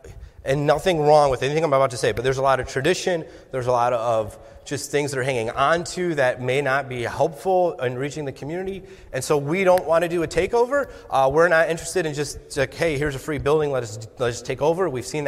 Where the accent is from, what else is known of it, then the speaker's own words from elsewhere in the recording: Sarasota, Florida, United States; moved away as an adult; also born or lived in Colorado / New Jersey; Florida, that's where I'm from.